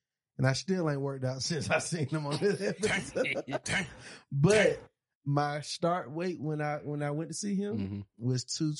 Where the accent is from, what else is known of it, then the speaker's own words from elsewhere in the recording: Monroe, United States; Nigga, I'm from Monroe